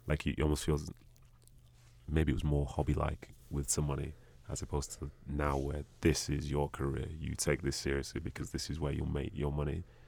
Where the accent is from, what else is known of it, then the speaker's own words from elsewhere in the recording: England, United Kingdom; moved away as an adult; also born or lived in Bolton; now in United States; I've lived most of my life over that, over in England